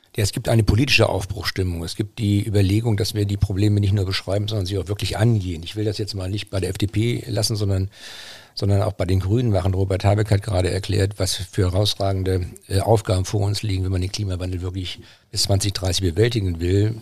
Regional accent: Braunschweig, Lower Saxony, Germany; moved away; also born or lived in Schleswig-Holstein; Ich bin ja gebürtiger Braunschweiger.

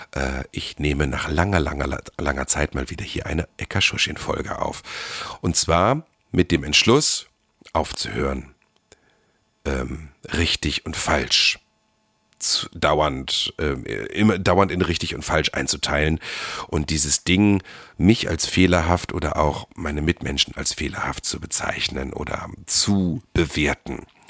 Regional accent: Germany; moved away; im Harz, da wo ich herkomme

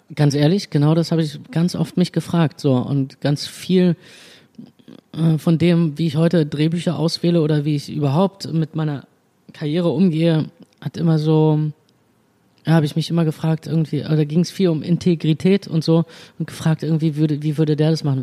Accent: Berlin, Germany; im, im, Zentrum, Zentrum von Berlin geboren und dachte immer, ich äh, bin ein reines Stadtkind

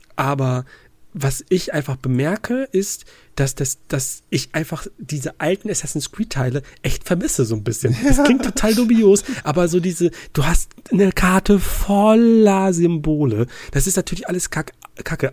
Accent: Ruhr area, North Rhine-Westphalia, Germany; moved away; ich komme aus, ursprünglich aus dem Ruhrgebiet

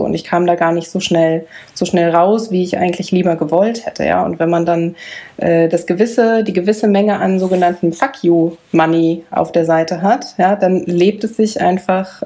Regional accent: Bielefeld, North Rhine-Westphalia, Germany; wir sind geboren in Bielefeld

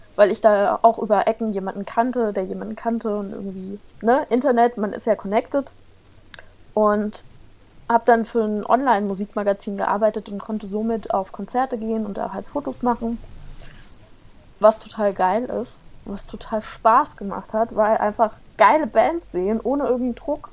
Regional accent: near Giessen, Hesse, Germany; now in Mainz, Germany; ich bin in der Nähe von Gießen geboren

